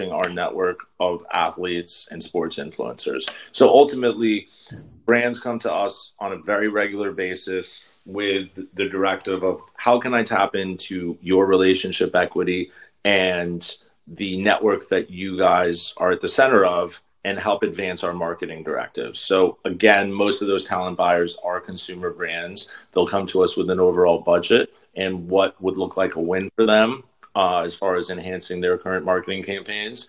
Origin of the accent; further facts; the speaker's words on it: New York, United States; being from New York